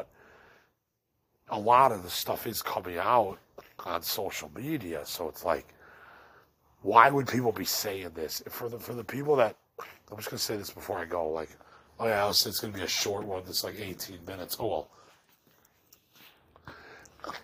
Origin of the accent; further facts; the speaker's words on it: Elmhurst, Illinois, United States; I'm from the Midwest, and I'm from Elmhurst